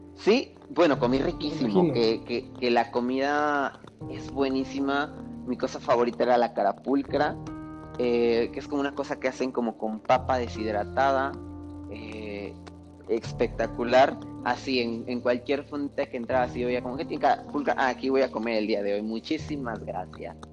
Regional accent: Veracruz, Mexico; moved away; pero yo crecí en Veracruz, no soy de Veracruz, pero crecí en Veracruz

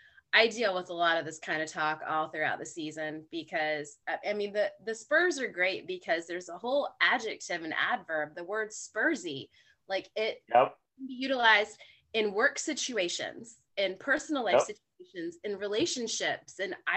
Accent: Raleigh, North Carolina, United States; accent: Southern; he was remarking on how Southern my accent is. And he was like, "So where are you from?" And I'm like, "I'm from Raleigh."

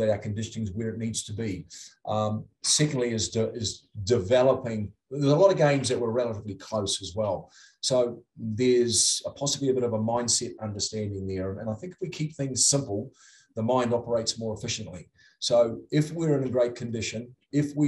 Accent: New Zealand; moved away as an adult; now in Utah, United States; I'm from New Zealand

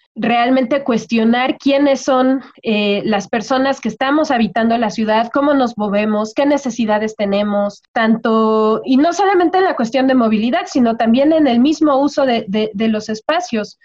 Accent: Toluca, State of Mexico, Mexico; la gente de Toluca somos gente fría

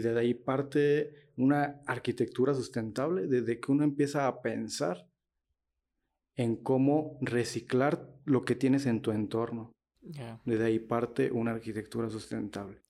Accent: Morelia, Michoacán, Mexico; soy de aquí de Morela, Michoacán

